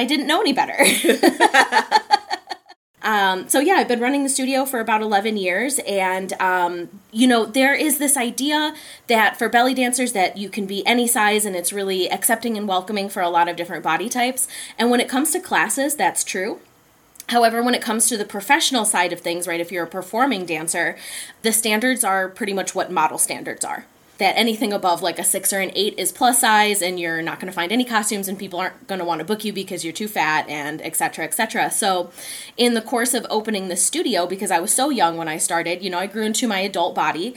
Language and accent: English; Chicagoland area, Illinois, United States; moved away as an adult; now in Madison, United States; We're both from the Chicagoland area. She's from Chicago proper, and I'm from the outermost suburbs.